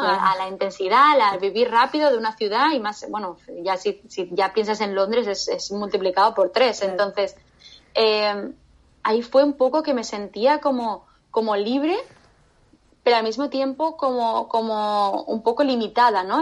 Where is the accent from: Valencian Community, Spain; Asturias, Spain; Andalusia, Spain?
Valencian Community, Spain; Valencia; also born or lived in Medellín, Colombia; now in Barcelona, Spain; vine a Valencia, ¿vale? Eh, a, mi tierra